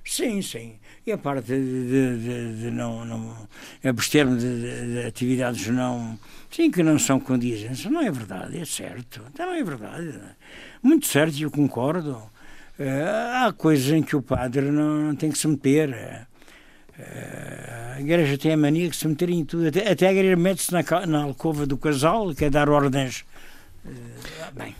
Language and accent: Portuguese; Madeira, Portugal; eu como padre, como madeirense